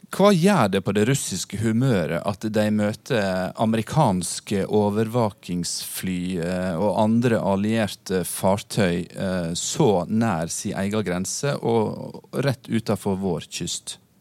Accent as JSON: {"language": "Norwegian", "region": "Western Norway", "country": "Norway", "tie": "born or raised there", "said": "jeg vokste opp på Vestlandet"}